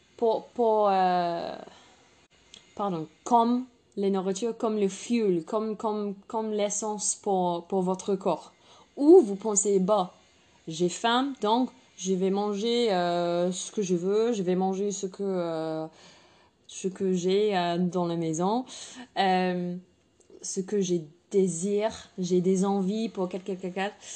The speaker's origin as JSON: {"language": "French", "region": "England", "country": "United Kingdom", "second_language": "French", "moved": "yes", "said": "je suis anglaise"}